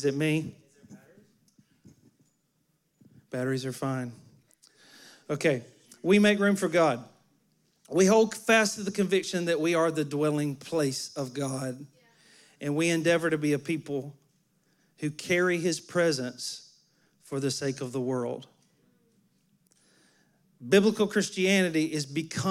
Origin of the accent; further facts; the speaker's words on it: Alabama, United States; moved away; I'm from Alabama.